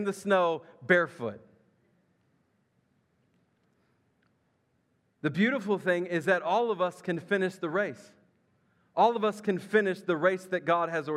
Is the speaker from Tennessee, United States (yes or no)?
yes; Memphis, Tennessee, United States; I grew up in Memphis, Tennessee, across the river.